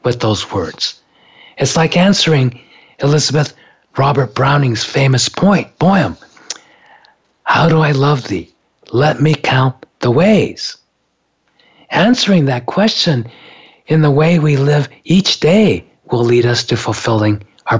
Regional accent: Japan; moved away; I grew up in Japan

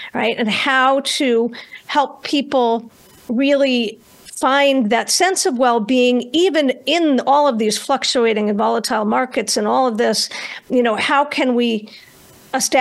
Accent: Northeast United States, United States; I grew up in the Northeast United States

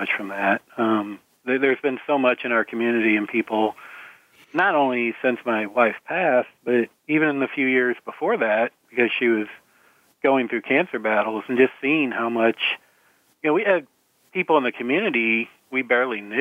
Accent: St. Louis, Missouri, United States; I'm from St. Louis, and we grew up in Missouri

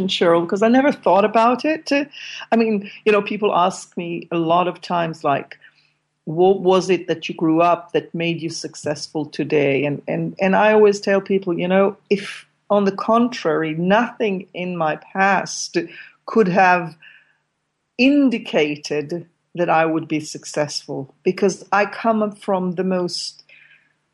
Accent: Israel; moved away as an adult; now in Amsterdam, Netherlands; I grew up in Israel. I mean, for the last 18 years, I've been living with my partner here in Amsterdam, in Holland

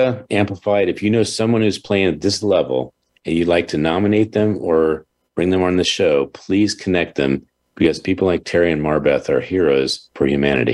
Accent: Baltimore, Maryland, United States; my hometown of Baltimore, Hanover area

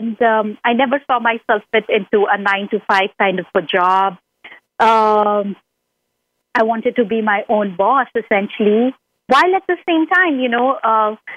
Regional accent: India; now in United States; growing up in India as a teen

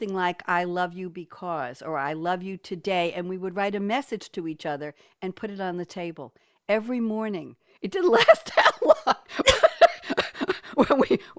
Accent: New York, United States; also born or lived in Cambridge, Massachusetts; now in Durham, United States; I am a New Yorker born and bred

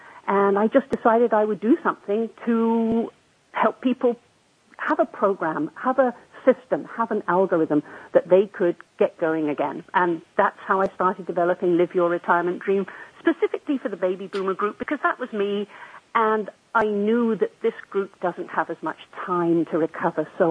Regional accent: England, United Kingdom; moved away as an adult; also born or lived in Western Canada; now in Canada; I was born immediately after World War II in England, making me a leading edge baby boomer. I grew up in England.

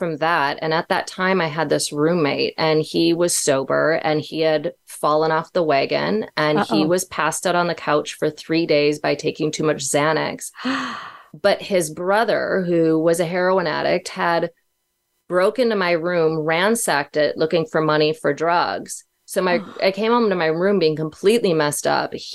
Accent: Minnesota, United States; moved away as an adult; also born or lived in Los Angeles; I had to move back home to Minnesota

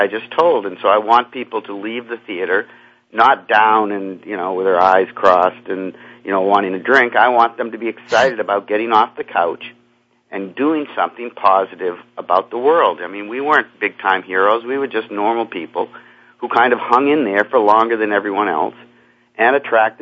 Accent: Cape Cod, Massachusetts, United States; I grew up on Cape Cod in Massachusetts

